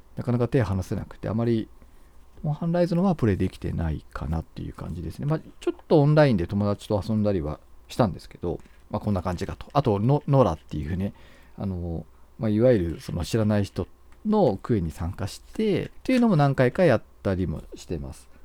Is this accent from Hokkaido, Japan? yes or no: yes; Hokkaido, Japan; 道民なんですけど